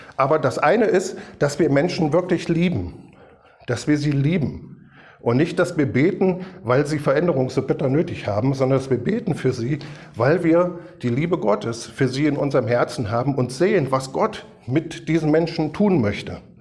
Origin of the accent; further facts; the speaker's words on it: Kassel, Hesse, Germany; als kleiner Bobatz dann immer mitgegangen in die Baptistengemeinde in Kassel